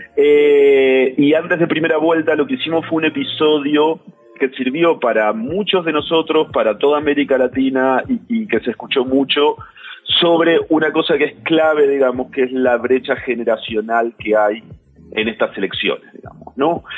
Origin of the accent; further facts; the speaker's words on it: Argentina; soy argentino